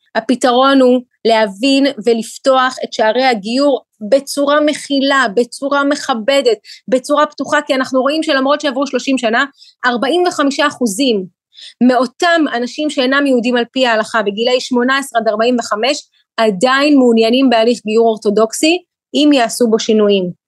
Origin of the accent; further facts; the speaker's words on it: Ukraine; now in Israel; ילידת אוקראינה. כשאני עליתי לארץ בשנת 91, זה היה אחרי אה, שהמדינה שבה גדלתי ונולדתי